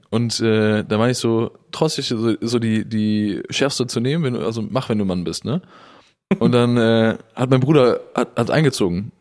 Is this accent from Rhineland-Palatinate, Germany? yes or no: no; Willich, North Rhine-Westphalia, Germany; aus meiner Heimatstadt Willig